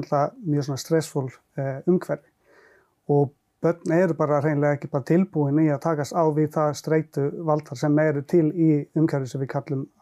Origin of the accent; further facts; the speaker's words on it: Lahti, Päijät-Häme, Finland; Icelandic is a second language; now in Iceland; Svo ég hólst upp í Finnlandi